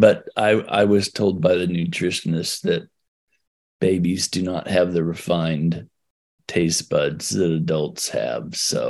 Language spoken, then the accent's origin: English; Oregon, United States; also born or lived in California; So we moved from California to Oregon when I was 6 weeks old